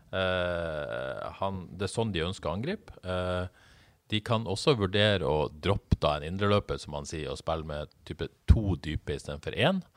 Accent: Bodø, Nordland, Norway; moved away; jeg er fra Bodø

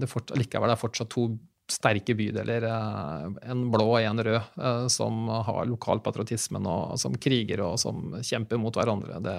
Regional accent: Sarpsborg, Østfold, Norway; moved away as an adult; now in Fredrikstad, Norway; født og oppvokst i Sarpsborg.

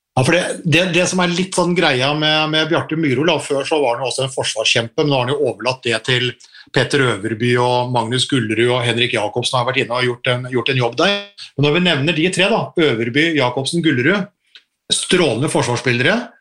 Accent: Norway; vi er nordmenn

